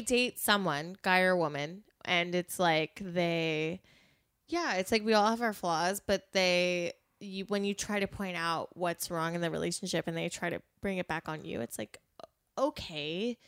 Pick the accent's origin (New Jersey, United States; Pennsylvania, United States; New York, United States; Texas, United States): Pennsylvania, United States; We're from Pennsylvania